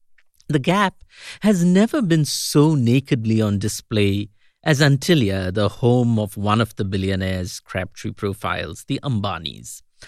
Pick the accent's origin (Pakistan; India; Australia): India; also born or lived in United States; now in Kolkata, India; This is … in Kolkata. Once upon a time, as an Indian in America